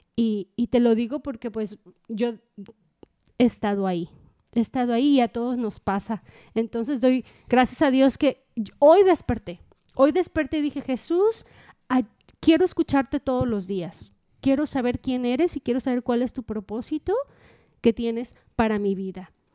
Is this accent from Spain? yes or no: no; Mexico; uno mexicano o latino